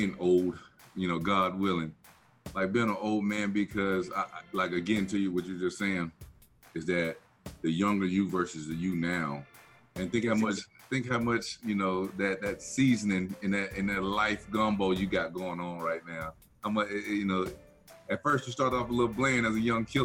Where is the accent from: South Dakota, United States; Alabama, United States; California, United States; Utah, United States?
Alabama, United States; Black Belt area of; my hometown in the Black Belt area of in Alabama